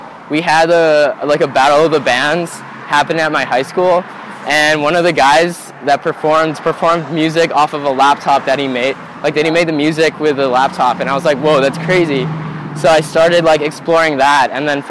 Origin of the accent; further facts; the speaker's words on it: Washington, District of Columbia, United States; born there; also born or lived in Indonesia / Philippines; Yeah, I was born in Washington, D.C., but I moved around a bunch because of my dad's job. So I've also lived in Indonesia and the Philippines as well.